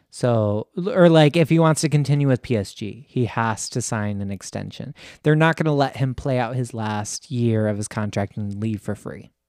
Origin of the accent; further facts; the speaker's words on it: United States; also born or lived in Michigan; me being an American